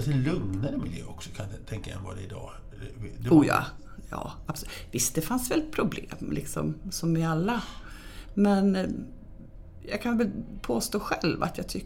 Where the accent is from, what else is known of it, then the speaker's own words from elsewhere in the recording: Stockholm, Stockholm County, Sweden; now in Dalarna, Sweden; Ja, många blev nog jätteförvånade eftersom jag är väldigt mycket stockholmare